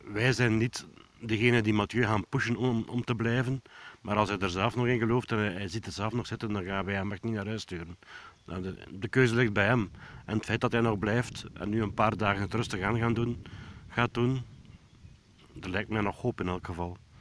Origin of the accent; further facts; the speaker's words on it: Belgium; als Belg